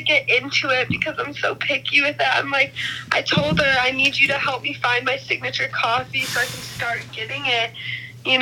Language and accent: English; Coal City, Illinois, United States; I'm from Coal City, Illinois